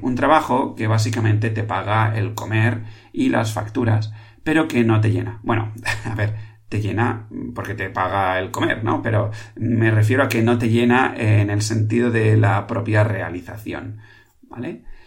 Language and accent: Spanish; Catalonia, Spain; aquí en Cataluña, en mi tierra